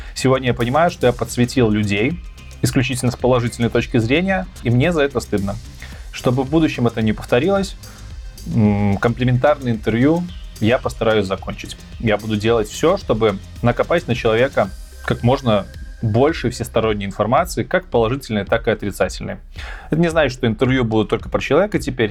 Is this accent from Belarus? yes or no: yes; Belarus; moved away as an adult; also born or lived in Minsk, Belarus / Kyiv, Ukraine; now in Poland; я никогда в жизни не хотел уезжать из Беларуси. Да, я там жил, я там вырос, все детство, школа, университет